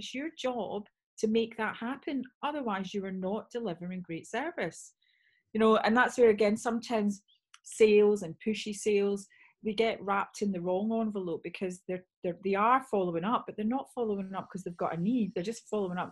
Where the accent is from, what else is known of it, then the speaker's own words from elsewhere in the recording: Scotland, United Kingdom; moved away; also born or lived in Bath; although I'm from Bath, I'm actually Scottish.